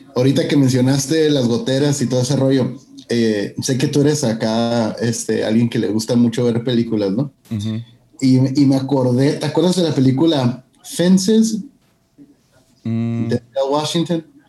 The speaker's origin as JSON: {"language": "Spanish", "town": "Mexicali", "region": "Baja California", "country": "Mexico", "also_born_or_lived": "Calexico", "moved": "as an adult", "lives_now": "San Antonio, United States", "said": "Como decimos en Mexicali, mi tierra, chilo."}